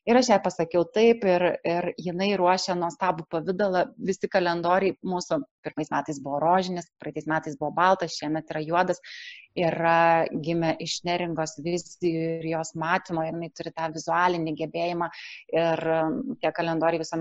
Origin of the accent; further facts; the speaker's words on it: Vilnius, Vilnius County, Lithuania